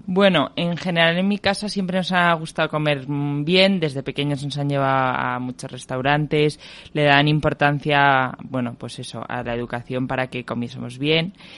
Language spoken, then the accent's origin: Spanish; Madrid, Community of Madrid, Spain; yo nací y estudié en Madrid